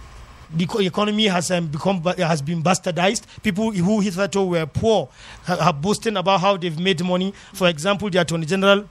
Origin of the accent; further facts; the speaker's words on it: Jos, Plateau, Nigeria; I grew up in Jos